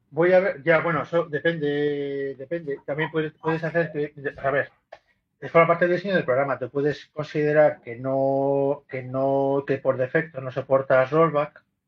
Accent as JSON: {"language": "Spanish", "country": "Spain", "said": "soy un tío español"}